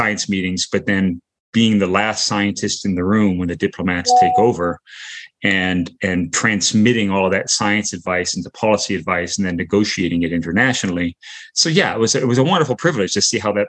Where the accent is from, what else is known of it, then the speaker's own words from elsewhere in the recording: South Dakota, United States; moved away as an adult; also born or lived in England; now in New Zealand; I grew up in South Dakota in the United States